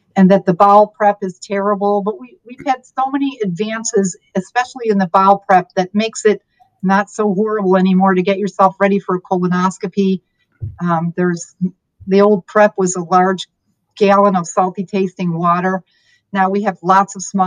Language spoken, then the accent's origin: English; Michigan, United States; moved away as an adult; also born or lived in Gainesville, Florida; now in Southwest Florida, United States; I am from Michigan. So I went to college and med school at the University of Michigan